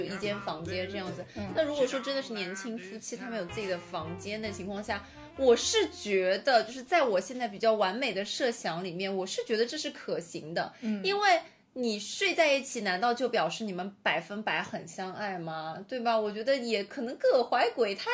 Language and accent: Chinese; Shanghai, China; 我作为一个上海人